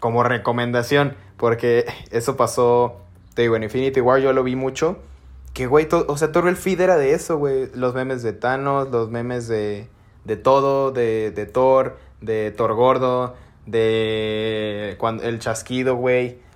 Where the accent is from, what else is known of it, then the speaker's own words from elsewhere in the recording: Mexico; nosotros como los mexes